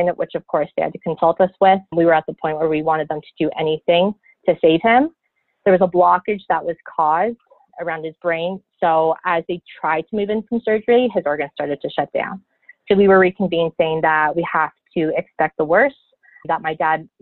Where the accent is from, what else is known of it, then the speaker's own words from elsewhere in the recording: close to Toronto, Ontario, Canada; moved away; I am from Canada. I originally was born and raised in Ontario, close to Toronto